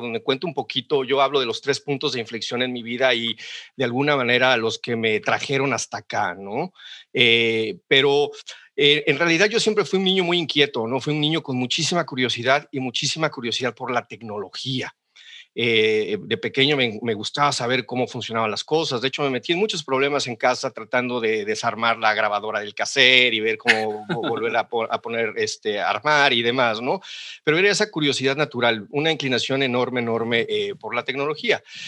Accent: Xalapa, Veracruz, Mexico; moved away as an adult; also born or lived in Monterrey, Mexico; now in Seattle, United States; yo soy jalapeño 100%, nací en Jalapa y viví en Jalapa hasta los 18 años

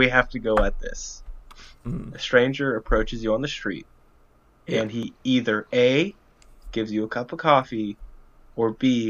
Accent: United States; as an American

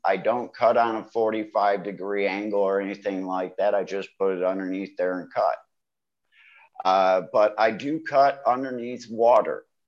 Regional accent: Ohio, United States; moved away as an adult; also born or lived in Michigan / Cleveland, Ohio; now in Thailand; I am from Ohio, but I did live in Michigan for quite a few years before moving here to Thailand

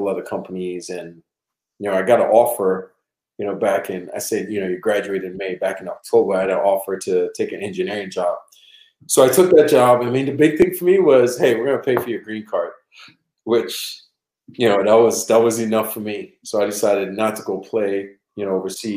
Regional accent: Trinidad & Tobago; now in United States; I'm originally from Trinidad and Tobago, born and raised.

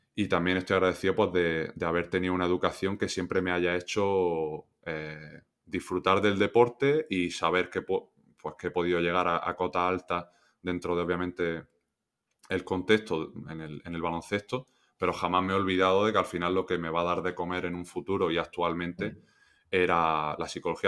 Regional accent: Granada, Andalusia, Spain; moved away as an adult; also born or lived in La Roda / Almansa / Melilla; yo soy de Granada, entré en, la cantera creo que fue pues con 12

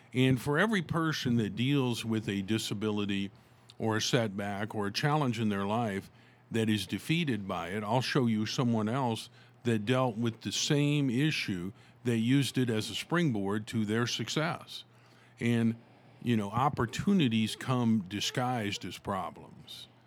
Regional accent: Tulsa, Oklahoma, United States; when I was growing up here in my hometown of Tulsa, Oklahoma

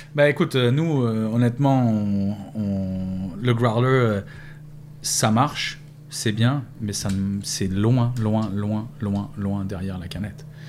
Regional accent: France; moved away as an adult; also born or lived in Pointe-Saint-Charles, Montreal; now in Montreal, Canada; Ça fait 11 ans que je suis parti de la France.

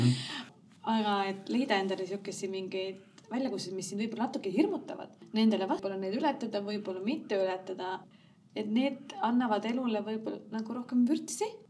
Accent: Rakvere, Lääne-Viru County, Estonia; moved away; also born or lived in Tallinn; me oleme mõlemad Rakverest pärit

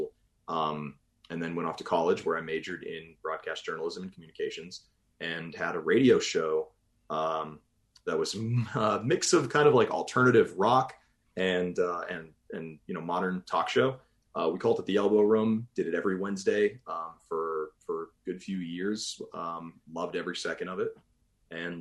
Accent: Boston, Massachusetts, United States; accent: New England; moved away as an adult; Growing up in Massachusetts, I was a big Patriots

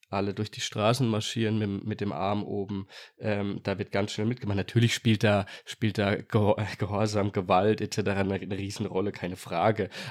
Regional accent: Germany; bin Deutscher.

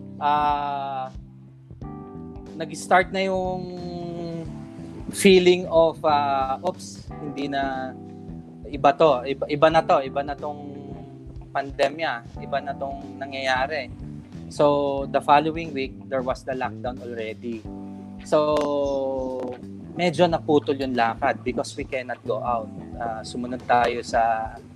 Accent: Mandaluyong, Metro Manila, Philippines; And I am from Mandaluyong

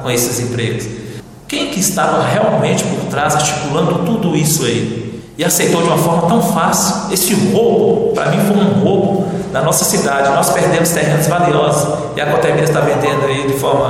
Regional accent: Monte Azul, Minas Gerais, Brazil; now in Montes Claros, Brazil; Eu, como né, morador da, de Montes Claros desde 78, sou natural de Monte Azul

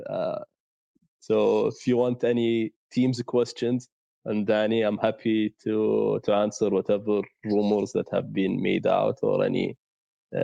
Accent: Saudi Arabia; we are from Saudi

